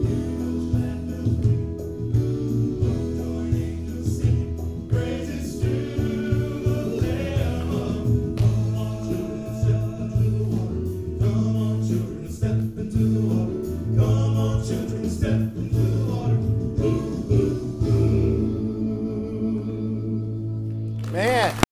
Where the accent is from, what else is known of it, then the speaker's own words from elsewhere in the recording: New London, Texas, United States; now in Hattiesburg, United States; I am from New London, Texas